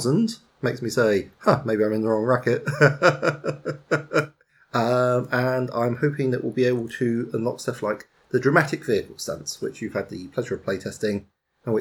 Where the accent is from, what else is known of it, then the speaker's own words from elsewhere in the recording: United Kingdom; I'm British